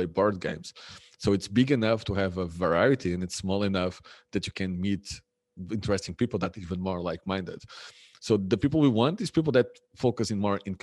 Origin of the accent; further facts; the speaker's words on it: Lisbon, Portugal; moved away as an adult; also born or lived in Germany / Poland / Madeira; now in Ponta do Sol, Portugal; And I'm from the mainland. I'm from Lisbon.